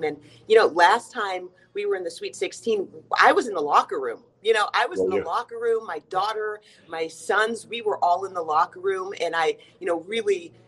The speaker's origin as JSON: {"language": "English", "town": "Atlanta", "region": "Georgia", "country": "United States", "tie": "born or raised there", "also_born_or_lived": "West Coast / Nevada", "moved": "as an adult", "lives_now": "Fayetteville, United States", "said": "I grew up in Atlanta, Georgia."}